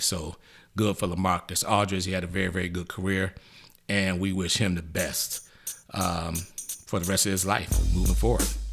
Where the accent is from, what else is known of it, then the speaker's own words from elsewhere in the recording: Detroit, Michigan, United States; boys from Detroit, Motown, my hometown